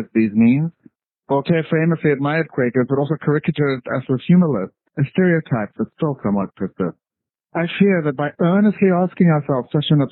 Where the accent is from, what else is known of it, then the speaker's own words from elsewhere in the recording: South Africa; now in Sunbury, United States; I'm originally from South Africa, and my activist background there was in the anti-apartheid movement